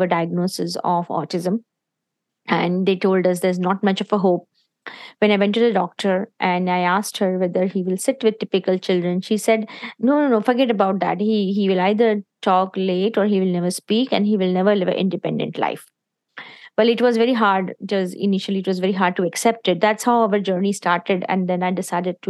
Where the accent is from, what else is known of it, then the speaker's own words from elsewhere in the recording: India; moved away as an adult; me and my husband, we are originally from India, and we came here, we got married, and in 1998, we came here